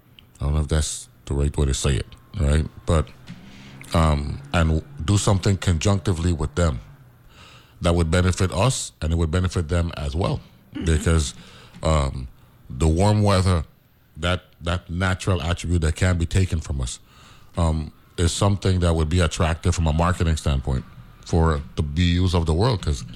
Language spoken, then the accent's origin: English; New York, United States; born there; I was born in New York, you know what I'm saying?